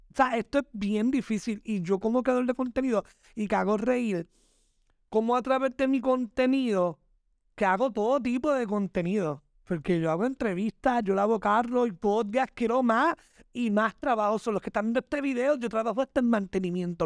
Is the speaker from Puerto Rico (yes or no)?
yes; Puerto Rico; Yo simplemente soy un trabajador puertorriqueño